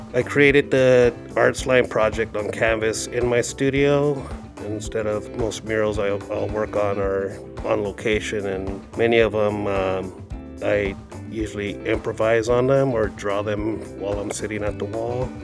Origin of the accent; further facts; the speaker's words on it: Phoenix, Arizona, United States; I grew up in South Phoenix along Sixteenth Street and Broadway.